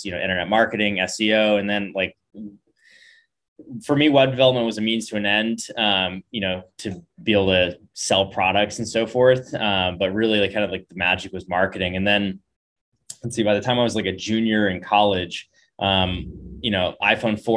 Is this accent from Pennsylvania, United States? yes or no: no; Bay Area, California, United States; moved away; also born or lived in San Diego / Laguna Beach; I grew up in the Bay Area, you know, in the whole like epicenter of tech